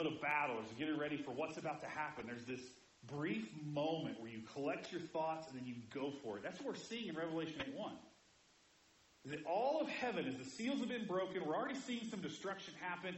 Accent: Indiana, United States; moved away; I grew up in Indiana where we yelled all the time.

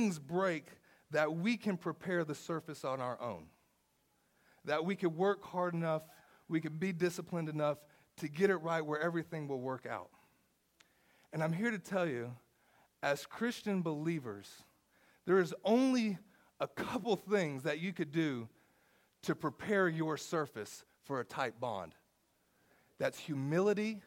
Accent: the South, United States; I'm from the South

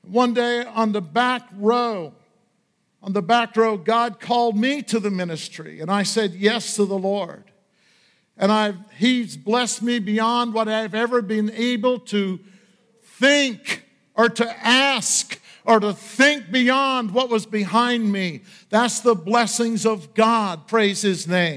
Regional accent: Washburn, Maine, United States; When I was growing up in Aroostook County outside of Washburn, Maine

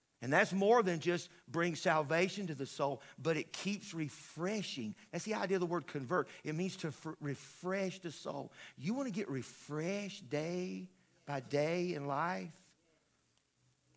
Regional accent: the South, United States; I grew up in the South, and I grew up in the country

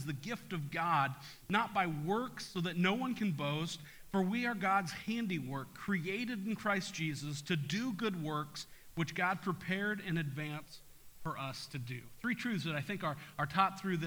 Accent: Topeka, Kansas, United States; I grew up in Topeka

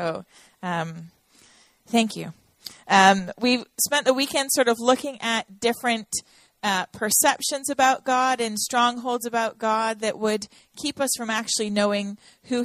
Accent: Toronto, Ontario, Canada; now in Nashville, United States; I am from Toronto, Canada. I was born there

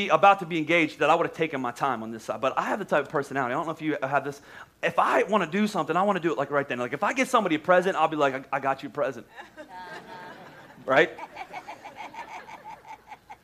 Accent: Oklahoma, United States; moved away; we're from Oklahoma

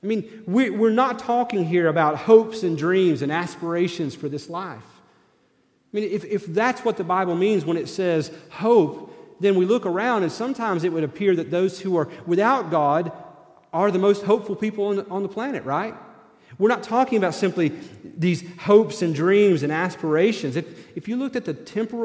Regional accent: Tennessee, United States; I didn't grow up in Kentucky. I grew up in Tennessee.

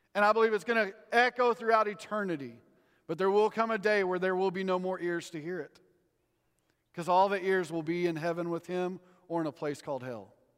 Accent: Texas, United States; I grew up in Texas

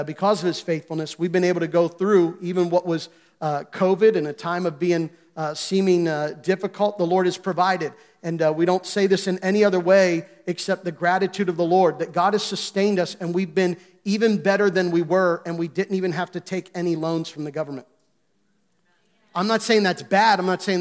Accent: Gettysburg, Pennsylvania, United States; moved away; I grew up in Gettysburg

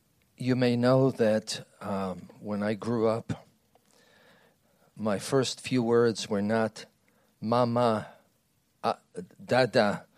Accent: Israel; But when I grew up in Israel, Hebrew was the current language.

